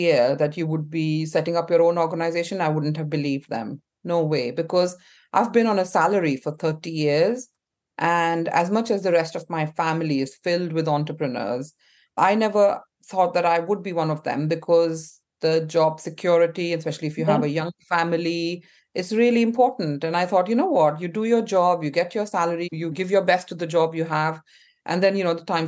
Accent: Mumbai, Maharashtra, India; accent: Indian; moved away as an adult; now in United Kingdom; I was born and brought up in India

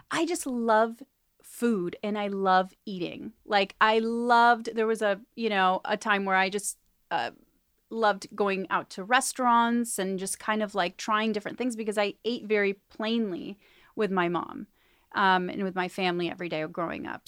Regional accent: Argentina; moved away; I was born in Argentina

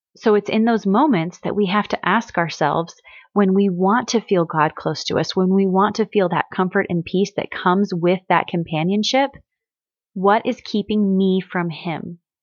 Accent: Missouri, United States; I grew up in Missouri

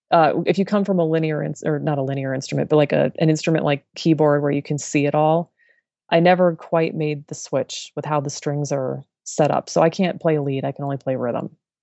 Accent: Colorado, United States; I grew up in the Colorado mountains, and I love the outdoors, flowers, and long walks.

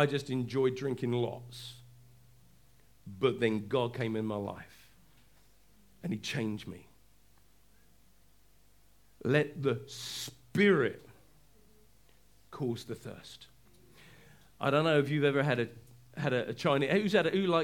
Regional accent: England, United Kingdom; I'm quiet as an Englishman. I am. I'm really introvert as an Englishman

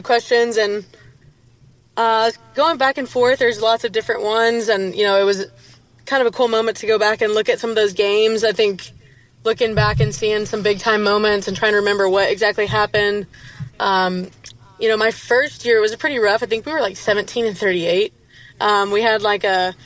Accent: Houston, Texas, United States; moved away as an adult; I'm from Houston

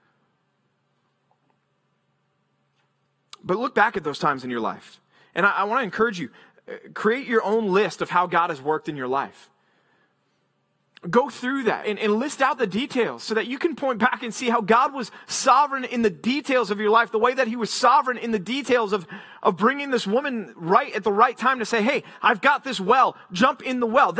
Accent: Texas, United States; moved away as an adult; also born or lived in Philadelphia, Pennsylvania / Memphis, Tennessee; I grew up in Texas

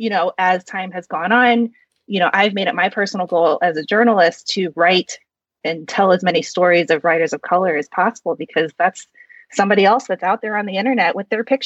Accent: Midwest, United States; also born or lived in South Korea; I was adopted from South Korea, and I was raised in a white family in the Midwest in a predominantly white suburb.

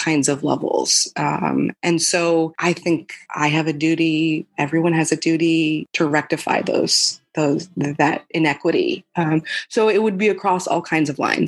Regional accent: Albuquerque, New Mexico, United States; I grew up in Albuquerque, New Mexico

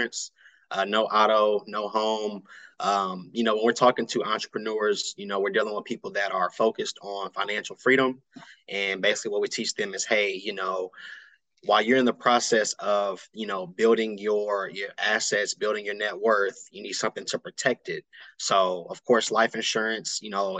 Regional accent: Austin, Texas, United States; I'm here, born and raised in Austin, Texas

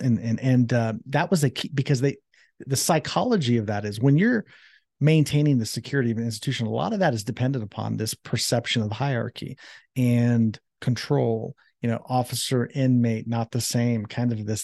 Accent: Columbus, Ohio, United States; that's where I was born and raised in Columbus, Ohio

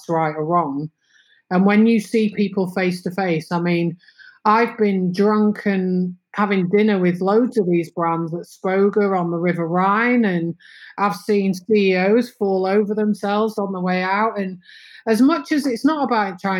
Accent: England, United Kingdom; moved away as an adult; also born or lived in London / Windsor; now in Netherlands; I'm very English.

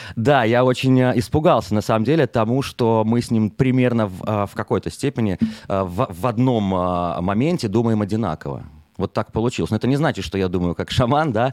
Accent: Minsk, Belarus; moved away as an adult; now in Israel; из Беларуси, из Минска, да, откуда я родом

